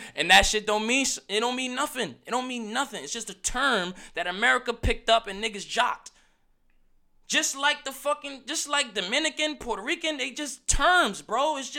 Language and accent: English; Australia; It's just Australian. I'm Australia. I came from Australia. I'm an Australian guy.